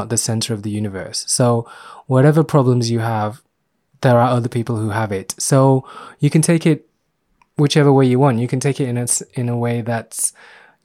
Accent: Myanmar; I was born in Burma, which is now Myanmar

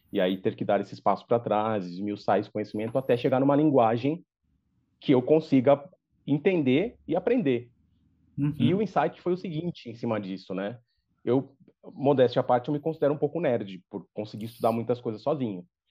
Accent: São Paulo, Brazil; eu sou natural de São Paulo, sou paulistano

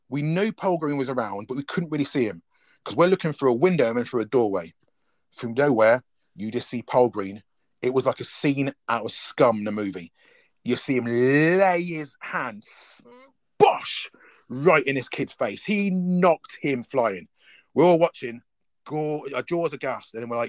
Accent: Oxford, South East England, United Kingdom; We're three DJs from Oxford

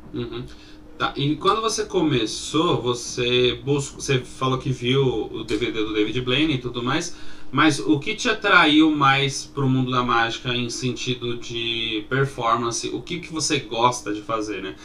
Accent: São Paulo, Brazil; a gente é aqui de São Paulo

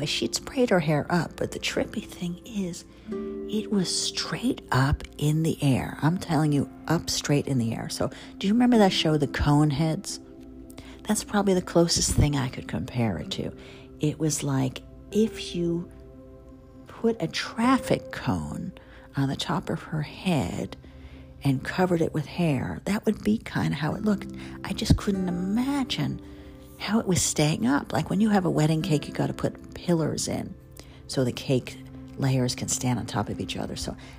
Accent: the South, United States; accent: Southern; So my Southern accent really started coming back.

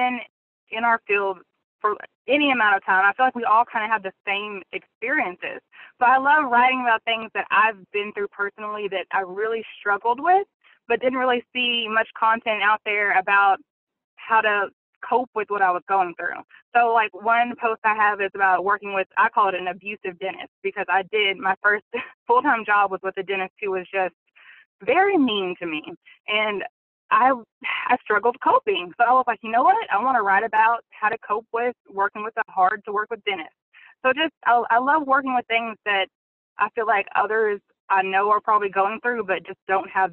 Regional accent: Central Arkansas, United States; I'm from Central Arkansas

